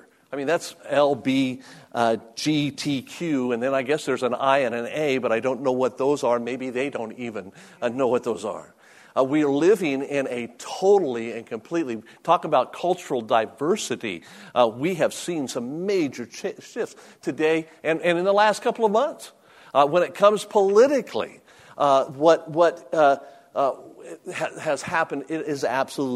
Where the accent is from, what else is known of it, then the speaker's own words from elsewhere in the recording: Las Vegas, Nevada, United States; moved away as an adult; I was born and raised in Las Vegas, Nevada